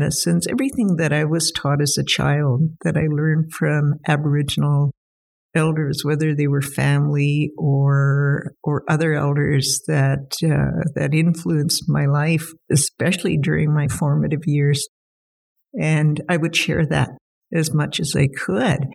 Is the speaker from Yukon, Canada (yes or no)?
yes; Whitehorse, Yukon, Canada; I'm a Yukon resident, always have been, and probably always will be. I was born here in Whitehorse and lived in the Whitehorse Lake LaBarge region and around Fox Lake as well my entire life.